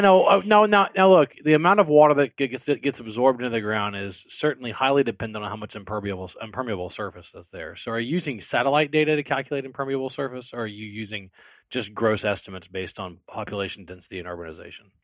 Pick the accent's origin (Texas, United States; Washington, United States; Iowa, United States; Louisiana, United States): Louisiana, United States; New Orleans; now in Houston, United States; I'm from the New Orleans area. I live in the Houston area.